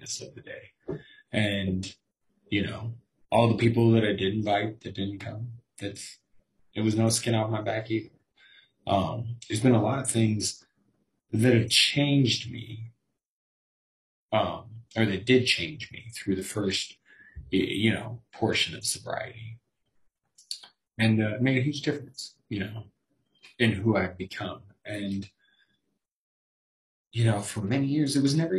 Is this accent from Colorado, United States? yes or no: yes; Colorado, United States; I'm from Colorado